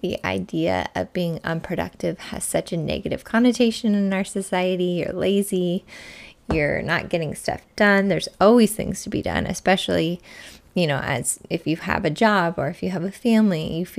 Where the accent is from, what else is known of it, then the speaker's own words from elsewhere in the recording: Midwest, United States; now in Arizona, United States; where I grew up in the Midwest